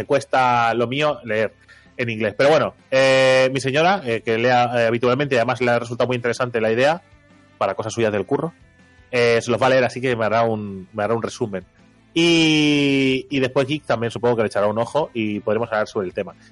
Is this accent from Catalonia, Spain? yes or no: yes; Catalonia, Spain; Bueno, yo digo papel porque soy catalán y se escribe igual.